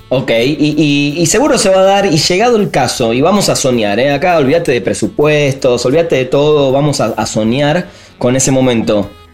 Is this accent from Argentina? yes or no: yes; Argentina